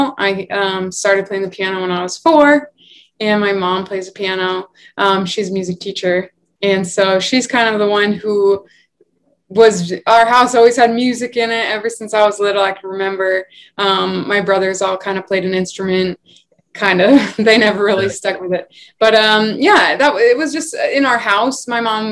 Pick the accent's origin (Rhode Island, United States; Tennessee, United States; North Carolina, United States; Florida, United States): Rhode Island, United States; now in New York City, United States; I am originally from Rhode Island, but I live in New York City now